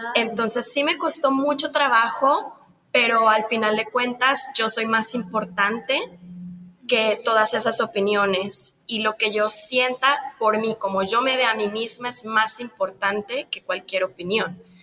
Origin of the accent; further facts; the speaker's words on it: Mexico; Yo soy de un país de Latinoamérica, de México, donde el machismo está muy fuerte